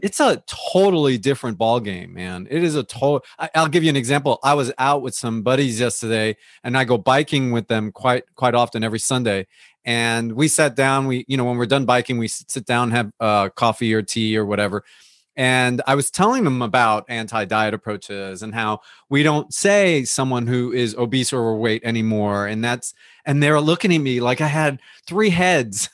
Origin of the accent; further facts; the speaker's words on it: United States; we grew up here in the United States